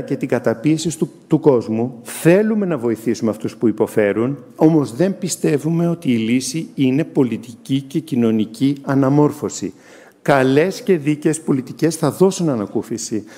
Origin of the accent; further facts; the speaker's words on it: Greece; εμείς οι Έλληνες